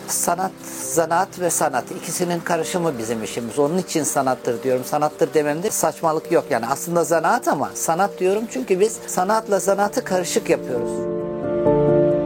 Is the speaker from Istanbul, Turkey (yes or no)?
yes; Istanbul, Turkey; also born or lived in Çay, Afyon, Turkey; 7-8 yaşına kadar oradaydım. İstanbul'a geldim. İstanbul'da da abimin yanında büyüdüm.